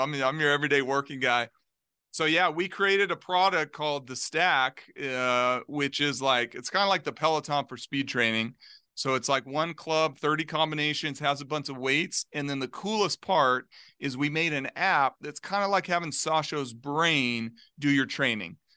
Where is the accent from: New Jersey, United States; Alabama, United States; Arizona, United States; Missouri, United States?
Arizona, United States; Globe; Globe, Arizona, like, little small mining town, two hours east of Phoenix